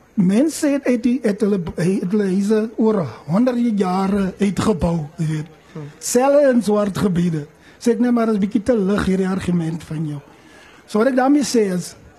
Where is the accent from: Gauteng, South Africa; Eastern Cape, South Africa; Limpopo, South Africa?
Eastern Cape, South Africa; ons in die Ooskaap groot geword